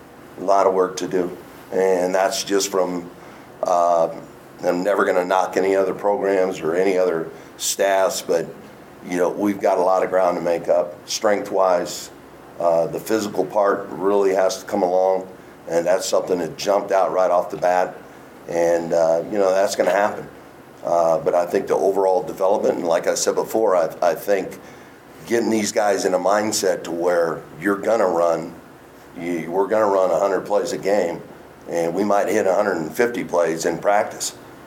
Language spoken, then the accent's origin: English; Los Angeles, California, United States; I'm from Los Angeles, and I've lived kind of everywhere across the country at this point for the most part.